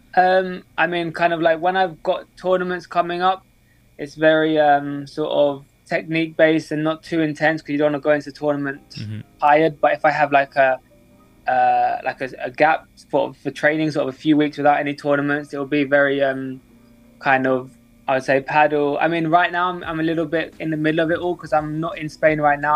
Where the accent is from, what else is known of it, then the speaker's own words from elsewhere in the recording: London, United Kingdom; I'm 23 years old. I'm from London.